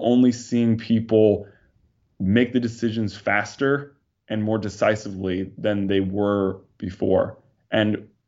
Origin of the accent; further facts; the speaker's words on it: New York, United States; I mean, I can remember growing up in New York, people were leaving New York way before, 2020, right?